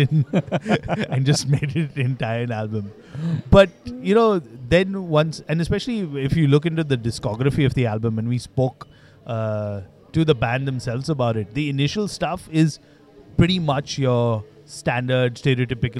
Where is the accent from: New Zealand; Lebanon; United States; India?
India; growing up in India